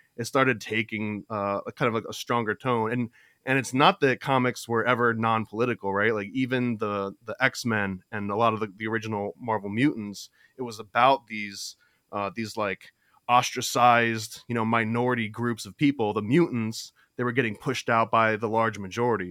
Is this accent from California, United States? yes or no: no; Florida, United States; I grew up in Florida